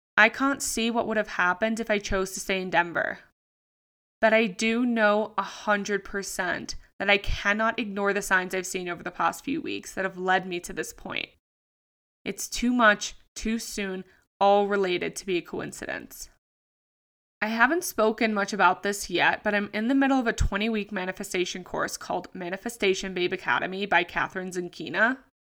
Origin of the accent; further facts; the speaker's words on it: Sydney, New South Wales, Australia; moved away as an adult; from Sydney, Australia, my hometown.